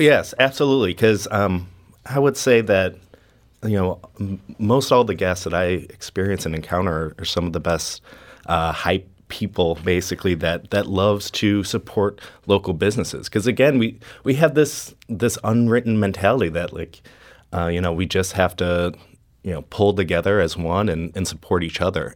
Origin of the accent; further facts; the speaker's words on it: St. Louis, Missouri, United States; I want to show off my, my hometown